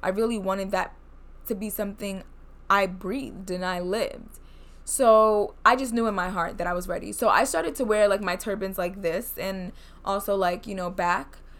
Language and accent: English; United States; I'm Black from America